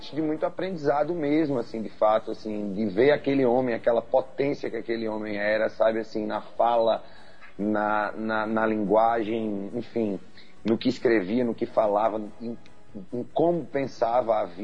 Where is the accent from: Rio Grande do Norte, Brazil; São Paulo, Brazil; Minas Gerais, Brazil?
Rio Grande do Norte, Brazil; Mossoró; born there; also born or lived in Natal; Isso, sou nascido em Mossoró e tenho alma natalense.